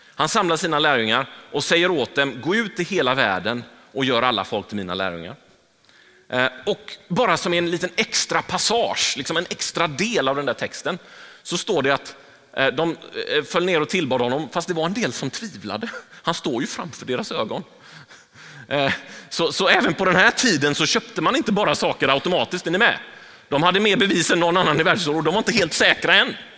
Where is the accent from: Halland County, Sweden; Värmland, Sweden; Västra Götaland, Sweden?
Västra Götaland, Sweden; Gothenburg; jag är uppvuxen i Angered. Jag, jag eh, har gått i skola i Angered